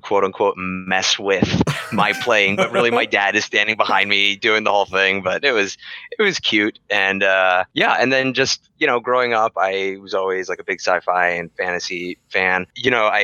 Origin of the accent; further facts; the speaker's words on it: East Coast, United States; moved away; I'm originally from the East Coast